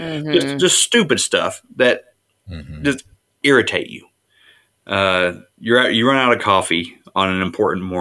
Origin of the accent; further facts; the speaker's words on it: West Virginia, United States; I'm just from West Virginia. I'm a hillbilly.